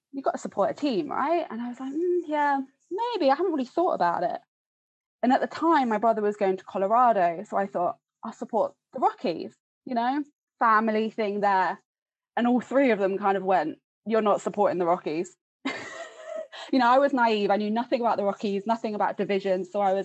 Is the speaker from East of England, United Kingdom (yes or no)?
yes; Hertfordshire, East of England, United Kingdom; moved away as an adult; also born or lived in Scotland; now in St Andrews, United Kingdom; I'm from Hertfordshire.